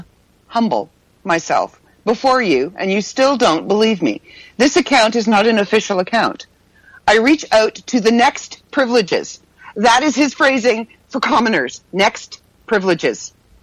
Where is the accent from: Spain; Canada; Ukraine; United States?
Canada; I'm Canadian after all